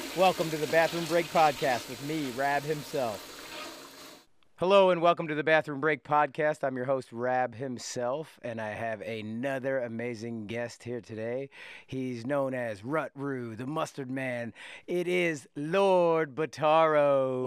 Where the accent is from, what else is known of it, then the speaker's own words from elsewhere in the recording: West Chester, Pennsylvania, United States; We grew up in Westchester, Pennsylvania.